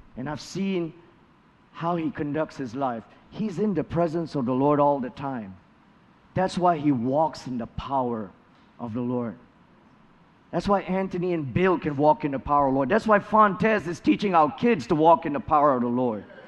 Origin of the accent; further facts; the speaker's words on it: Malaysia; moved away as an adult; also born or lived in Kentucky, United States; now in United States; Malaysia, my home country